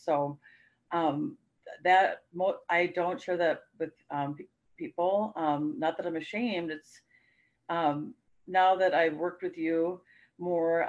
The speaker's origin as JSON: {"language": "English", "region": "Minnesota", "country": "United States", "said": "We're from Minnesota"}